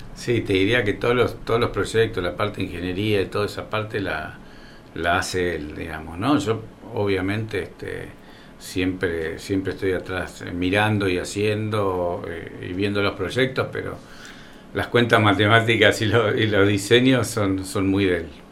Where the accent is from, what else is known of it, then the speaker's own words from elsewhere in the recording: Coronel Suárez, Buenos Aires Province, Argentina; also born or lived in Rosario; soy un, suarense, nací en Rosario